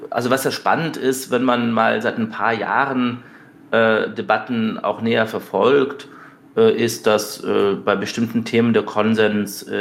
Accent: Munich, Bavaria, Germany; also ich bin äh, zum Teil in München aufgewachsen mhm. und dann eben auch zum Teil in kleineren Städten und in Dörfern.

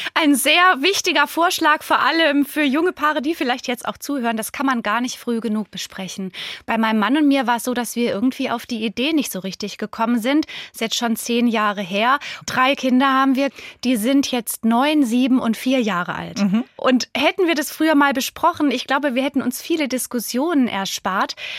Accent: Germany; hier bei uns in Deutschland

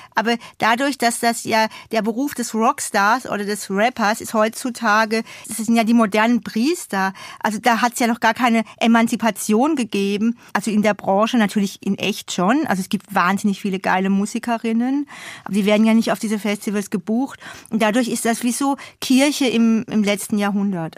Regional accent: Odenwald, Hesse, Germany; also born or lived in Hamburg; now in Berlin, Germany; ich durfte da sozusagen zurück in meine Heimat fahren, um meinen Zungenschlag zu verbessern

